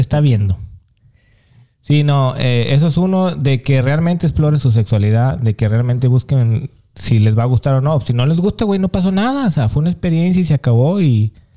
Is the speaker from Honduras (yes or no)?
no; Mexico; moved away; yo también crecí en México